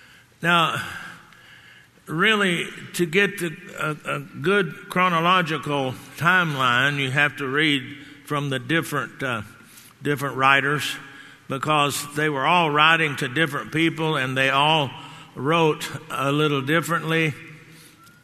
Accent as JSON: {"language": "English", "region": "Texas", "country": "United States", "said": "I'm from Texas"}